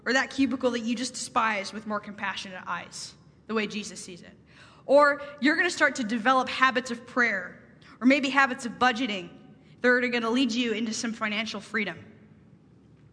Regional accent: Pacific Northwest, United States; moved away as an adult; also born or lived in Boston; I'm from the Pacific Northwest, and so Boston was a long ways from home

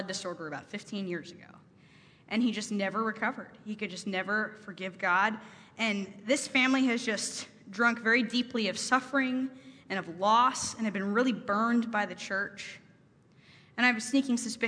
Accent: Pacific Northwest, United States; moved away as an adult; also born or lived in Boston; I'm from the Pacific Northwest, and so Boston was a long ways from home

